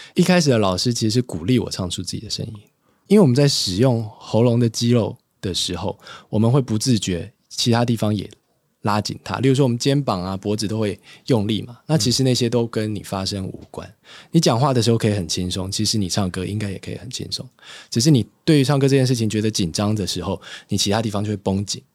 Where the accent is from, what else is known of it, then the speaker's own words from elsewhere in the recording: Hsinchu, Taiwan; moved away; 要回新竹，就是我老家